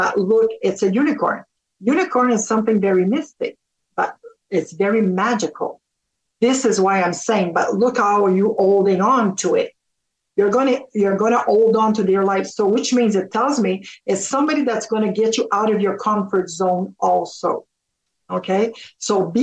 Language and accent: English; Canada; also born or lived in Ontario; we're Canadian over here. And I was a little girl and I always said, I'm going to move to the States and marry an American. Said that all my life. And turned out that I stayed here, married a Canadian